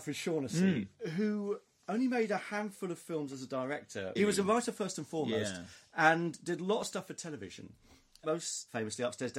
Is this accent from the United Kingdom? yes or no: yes; Aldershot, South East England, United Kingdom; Aldershot, which is my hometown.